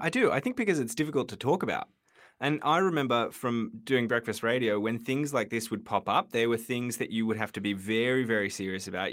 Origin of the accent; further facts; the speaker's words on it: Sydney, New South Wales, Australia; I grew up in Marubra